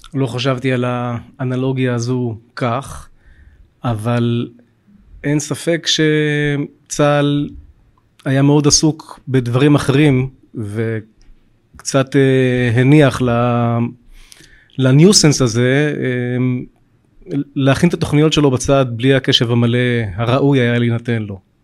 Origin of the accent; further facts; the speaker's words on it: Bat Yam, Tel Aviv District, Israel; גם אני מקורי מבת ים